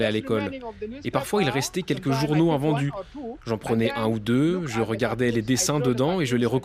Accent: South Sudan

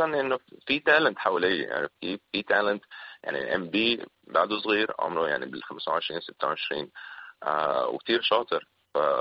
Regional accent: Syria; also born or lived in Philippines; now in Lebanon; انا هون بلبنان كسوري

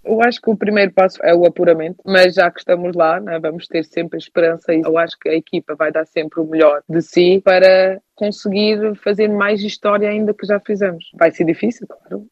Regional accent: Hamburg, Germany; moved away; Eu nasci na Alemanha, mas eu sou portuguesa.

